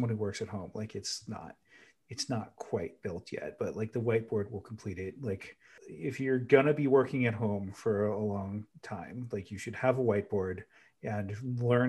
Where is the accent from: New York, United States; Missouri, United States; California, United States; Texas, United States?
California, United States; now in New Hampshire, United States; as a Californian